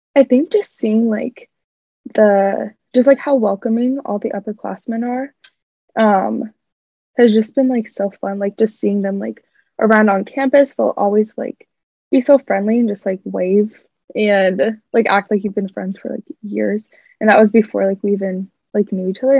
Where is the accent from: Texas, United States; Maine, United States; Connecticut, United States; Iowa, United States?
Iowa, United States; Clive; now in Iowa City, United States; I'm originally from Clive, Iowa